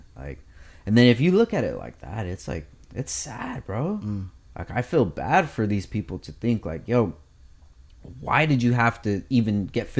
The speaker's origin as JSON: {"language": "English", "town": "Oxnard", "region": "California", "country": "United States", "tie": "born or raised there", "said": "I was born in Oxnard as well, same area too"}